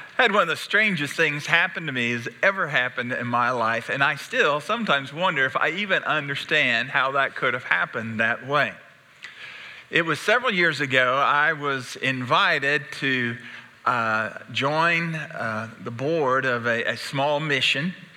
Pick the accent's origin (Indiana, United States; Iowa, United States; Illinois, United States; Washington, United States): Indiana, United States; Henry County; I was born in Henry County, Indiana. February 19th